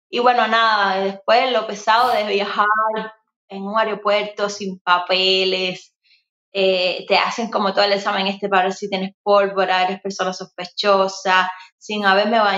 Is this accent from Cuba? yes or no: yes; Cuba; moved away as an adult; now in Miami, United States; desde salí de Cuba